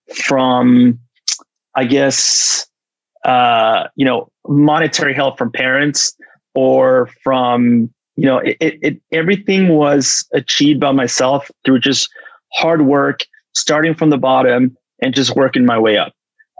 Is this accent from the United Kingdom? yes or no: no; Los Angeles, California, United States; we grew up together in Los yes. Angeles.